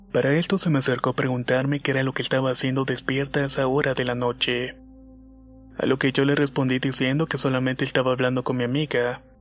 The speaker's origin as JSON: {"language": "Spanish", "town": "Ciudad Juárez", "region": "Chihuahua", "country": "Mexico", "tie": "born or raised there", "lives_now": "Kansas City, United States", "said": "soy originaria de Ciudad Juárez, Chihuahua y actualmente vivo en Kansas City, Estados Unidos."}